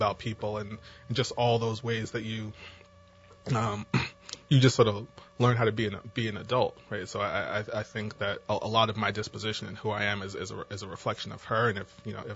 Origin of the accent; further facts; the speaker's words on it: New Jersey, United States; moved away as an adult; also born or lived in Virginia; now in New Orleans, United States; as you can tell by my accent, I did not grow up in New Orleans. I actually grew up in New Jersey